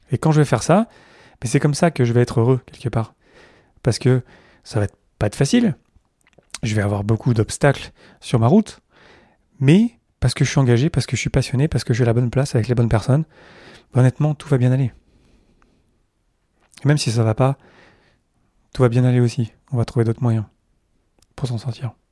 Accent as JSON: {"language": "French", "country": "France", "also_born_or_lived": "Montreal, Canada / Zurich, Switzerland", "said": "Même si je suis français, en fait, j'ai fait Paris, Montréal, Zurich. J'ai pas fait Paris, euh, Montréal, Paris, Zurich."}